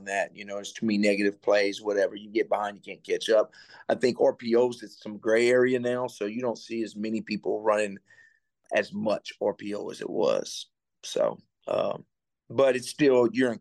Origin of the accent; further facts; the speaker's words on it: Cajun, Louisiana, United States; moved away as an adult; now in Miami, United States; I'm Cajun